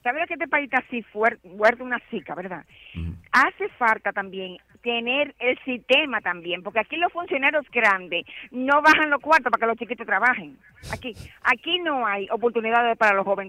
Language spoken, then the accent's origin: Spanish; Santiago de los Caballeros, Santiago, Dominican Republic; Santiago, de donde, de donde soy ah, y donde vivo